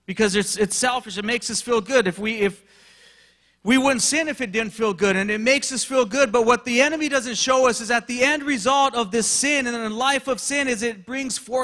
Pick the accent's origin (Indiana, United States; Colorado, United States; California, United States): California, United States; Big Bear; I did some growing up in Big Bear, California, in the local mountains there in San Bernardino County